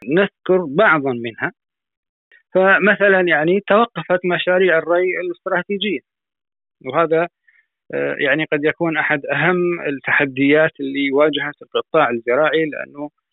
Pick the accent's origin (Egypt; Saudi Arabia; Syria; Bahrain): Syria; عندنا في سوريا